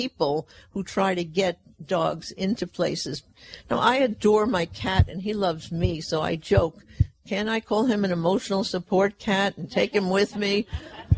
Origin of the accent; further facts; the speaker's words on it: Fresno, California, United States; my hometown of Fresno